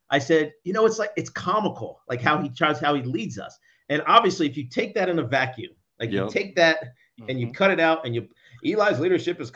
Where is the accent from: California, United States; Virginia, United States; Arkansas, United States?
Virginia, United States; Southwest; moved away as an adult; also born or lived in New York City, United States; now in New Jersey, United States; I grew up in Southwest Virginia.